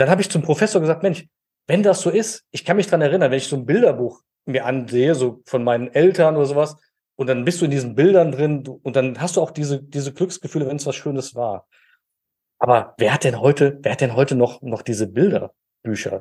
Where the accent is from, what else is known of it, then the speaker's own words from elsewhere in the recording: Germany; now in Dormagen, Germany; ich bin in der Eifel groß geworden